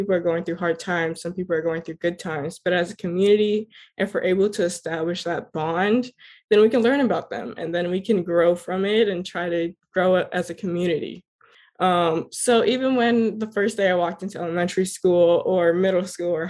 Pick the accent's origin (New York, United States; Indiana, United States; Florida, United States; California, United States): Florida, United States; Miramar; I was born and raised in Miramar, Florida